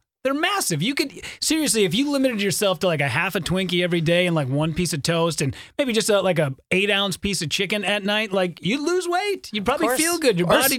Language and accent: English; Midwest, United States; you're screaming that we are from the Midwest.